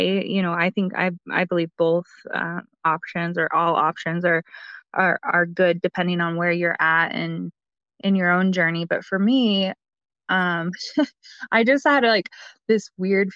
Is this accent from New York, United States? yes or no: no; Colorado, United States; I'm from Colorado